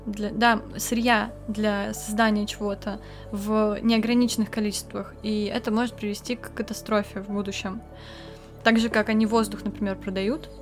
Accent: Kamchatka Krai, Russia; у меня с детства была повестка о том, что природу нужно любить, потому что я с Камчатки

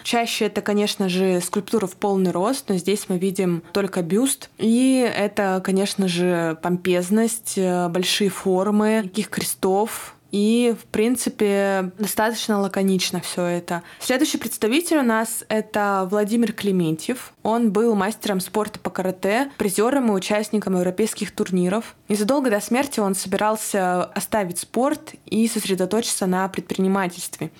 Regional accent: Yekaterinburg, Sverdlovsk Oblast, Russia; из города Екатеринбурга. Это мой родной город

